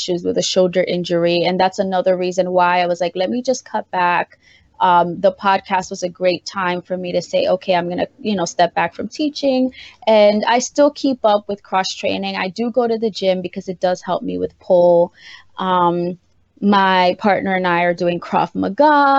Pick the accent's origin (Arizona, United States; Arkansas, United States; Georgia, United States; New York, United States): New York, United States; New York City; I was raised in the South Bronx